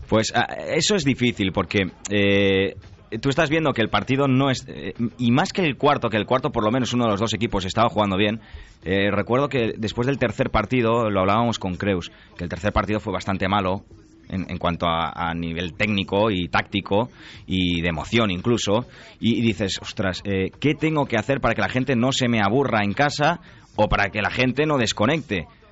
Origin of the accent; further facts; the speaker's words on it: Barcelona, Catalonia, Spain; yo sí que soy de Barcelona